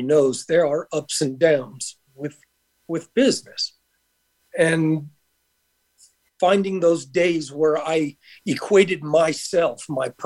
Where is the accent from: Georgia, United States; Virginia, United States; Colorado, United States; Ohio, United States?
Georgia, United States; Conyers; moved away as an adult; now in Las Vegas, United States; I'm originally from Atlanta, Georgia, actually just a little bit outside Atlanta in a place called Conyers